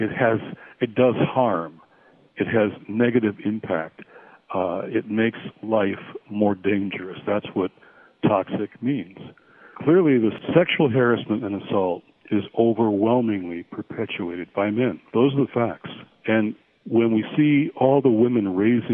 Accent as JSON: {"language": "English", "region": "Michigan", "country": "United States", "tie": "born or raised there", "moved": "yes", "lives_now": "Washington, United States", "said": "I'm calling in from a retreat in the middle of my home state of Michigan"}